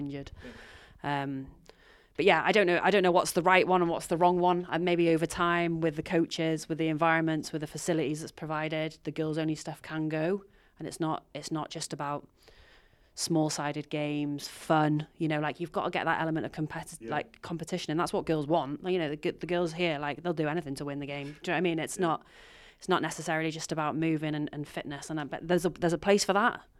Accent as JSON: {"language": "English", "region": "North Wales", "country": "United Kingdom", "tie": "born or raised there", "moved": "yes", "said": "I'm from North Wales"}